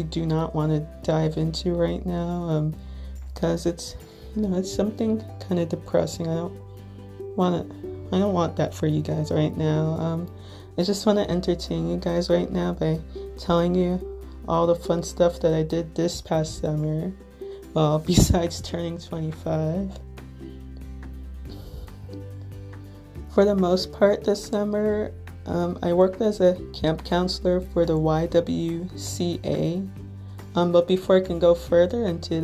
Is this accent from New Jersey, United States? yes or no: yes; Little Ferry, New Jersey, United States; I'm from Little Ferry, New Jersey, which, if you're not familiar with, it's in Bergen County, neighboring town between Hackensack and Teaneck.